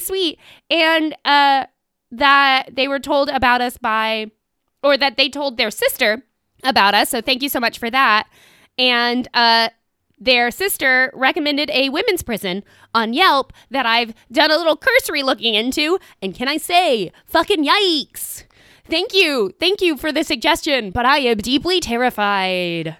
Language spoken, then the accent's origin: English; Tennessee, United States; I am from Tennessee, ostensibly.